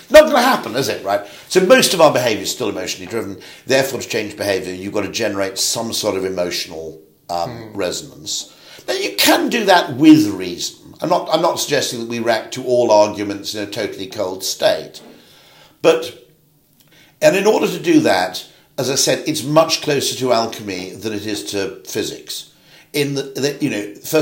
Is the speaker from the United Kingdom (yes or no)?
yes; United Kingdom; I'm a Brit